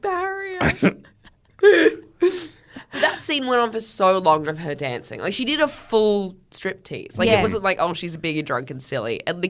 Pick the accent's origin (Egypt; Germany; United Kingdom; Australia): Australia; as an Australian